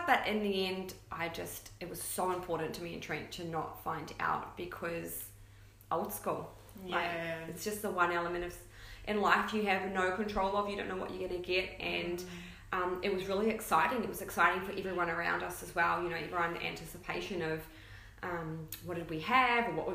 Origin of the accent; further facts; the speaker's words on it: New Zealand; now in Gold Coast, Australia; And we live here on the Gold Coast. I'm from New Zealand originally, though.